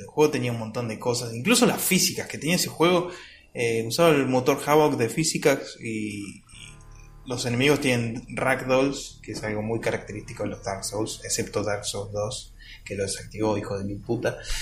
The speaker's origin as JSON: {"language": "Spanish", "country": "Argentina", "said": "soy argentino"}